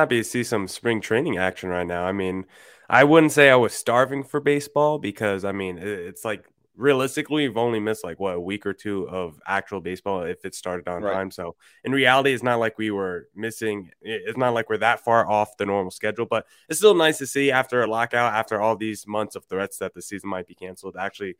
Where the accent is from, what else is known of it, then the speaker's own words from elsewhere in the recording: New Jersey, United States; moved away as an adult; now in Arizona, United States; But I grew up on the East Coast, grew up in New Jersey